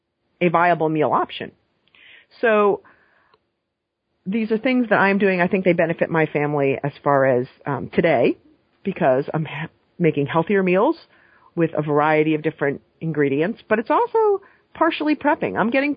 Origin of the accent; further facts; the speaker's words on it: New England, United States; I grew up in New England, and New York is not technically part of New England